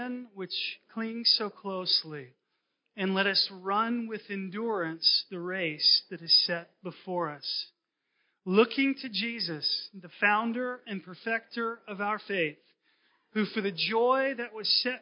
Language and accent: English; Concord, North Carolina, United States; moved away; I grew up in North Carolina, Concord